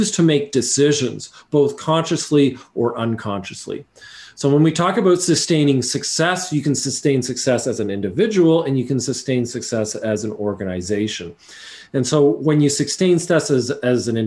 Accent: Canada; I'm a Canadian

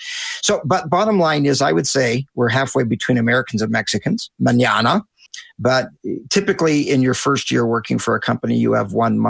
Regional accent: Canada; I'm a Canadian, as you know, and I initially started my business in 1987.

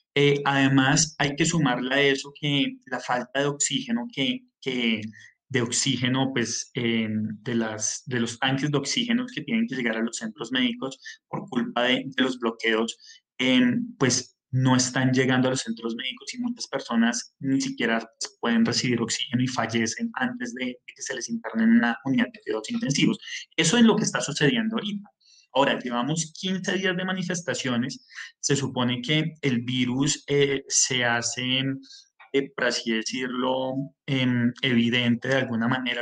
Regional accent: Colombia; nosotros eh, como colombianos

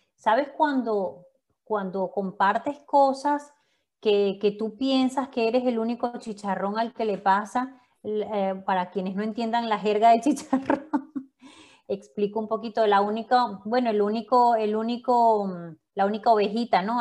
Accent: Valencia, Carabobo, Venezuela; moved away as an adult; also born or lived in Maracay, Venezuela; now in Madrid, Spain; nací en Maracay, a los tres añitos me fui para, Valencia también, así que me crié en Valencia

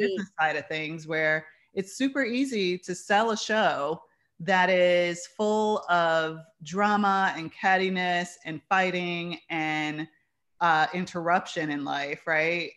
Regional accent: New York City, New York, United States; now in Chicago, United States; I'm from New York. I'm from the Bronx

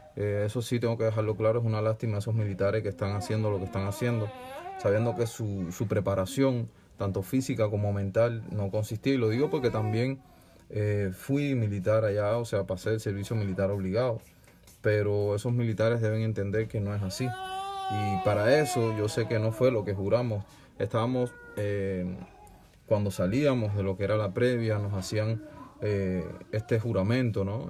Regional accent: Cuba; now in Peru; mi tierra querida

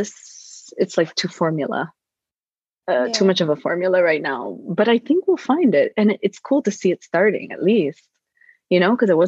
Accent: Midwest, United States; now in New York, United States; I grew up in the Midwest

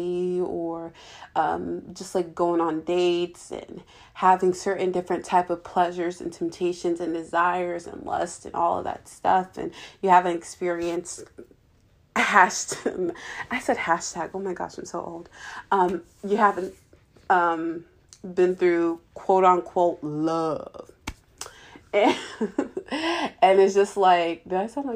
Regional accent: Ohio, United States; I am actually from Ohio

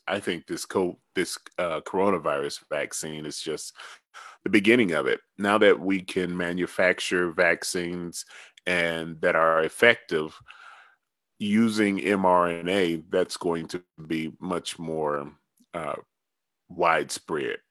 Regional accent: the South, United States; I'm from the South.

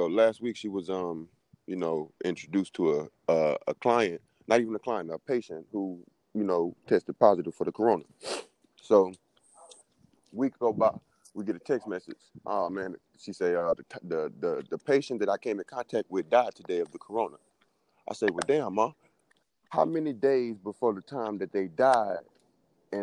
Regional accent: Houston, Texas, United States; I'm from Houston, Texas.

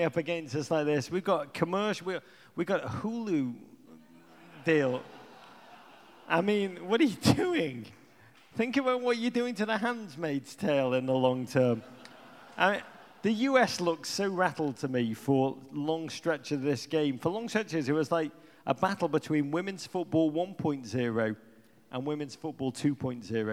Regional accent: England, United Kingdom; moved away as an adult; now in United States; I grew up in England

